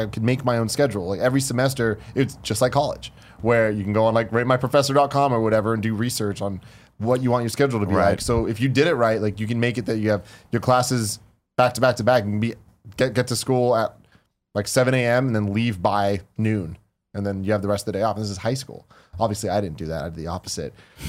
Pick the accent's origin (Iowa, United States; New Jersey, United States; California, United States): California, United States; San Francisco; Growing up in San Francisco